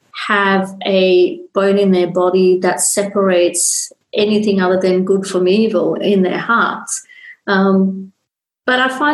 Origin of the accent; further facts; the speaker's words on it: Sri Lanka; When I was growing up, especially when I was growing up in Sri Lanka as a young girl, my dad was a very, very open-minded person